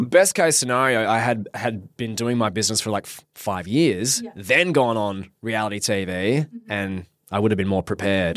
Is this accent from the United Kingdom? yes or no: no; Perth, Western Australia, Australia; born and raised in Perth, Western Australia. Lived here my whole life